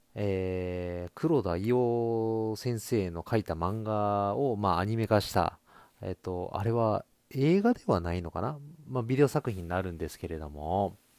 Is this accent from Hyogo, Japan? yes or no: yes; Kobe, Hyogo, Japan; moved away as an adult; now in Ishikawa, Japan; 私元々ですね、あの、生まれも育ちも、あの、神戸市、えー、西区っていうところでございまして